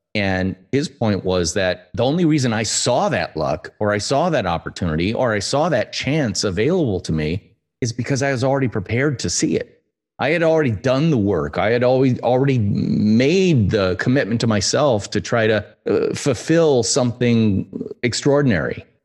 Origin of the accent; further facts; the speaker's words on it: United States; as an American